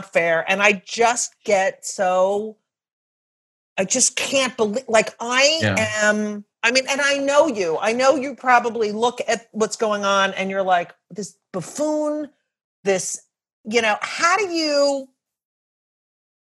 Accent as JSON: {"language": "English", "region": "New York", "country": "United States", "said": "I'm such a New Yorker"}